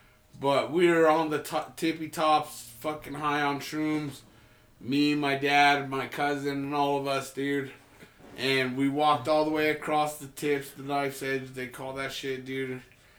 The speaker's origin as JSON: {"language": "English", "region": "New Mexico", "country": "United States", "said": "And I've seen tweakers. I'm from New Mexico."}